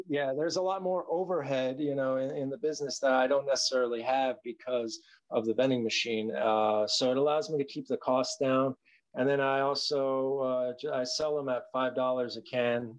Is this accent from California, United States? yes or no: yes; Los Angeles, California, United States; I was born and raised here in the Valley.